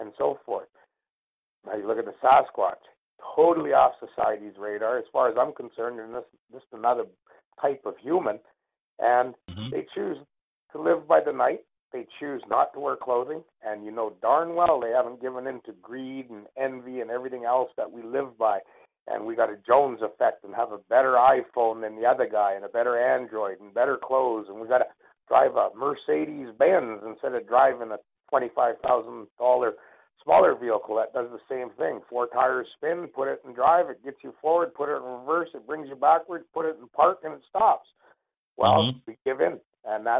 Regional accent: Canada; as an Indian, an Indigenous person of Canada

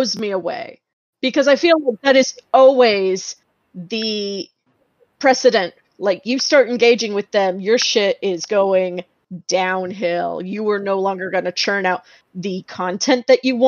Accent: Texas, United States; growing up in Texas

